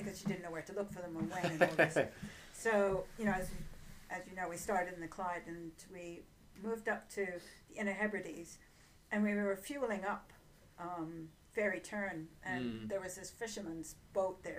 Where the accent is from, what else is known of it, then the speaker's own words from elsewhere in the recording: Jamaica; moved away as an adult; now in Scotland, United Kingdom; I come from Jamaica and was doing my undergraduate and graduate work there